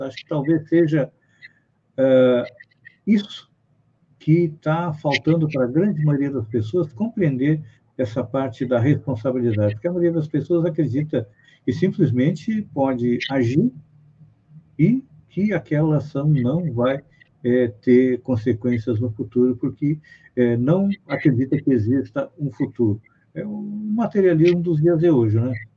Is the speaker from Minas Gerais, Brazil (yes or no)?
no; Bagé, Rio Grande do Sul, Brazil; sou gaúcho de Bagé